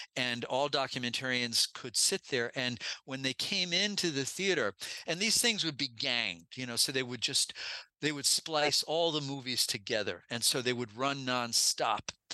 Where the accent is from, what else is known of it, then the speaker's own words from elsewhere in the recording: New York City, New York, United States; when I was growing up in New York City